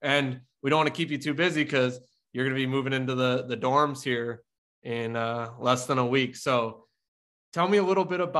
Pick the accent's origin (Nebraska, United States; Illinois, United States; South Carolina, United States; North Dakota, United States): North Dakota, United States; I grew up in North Dakota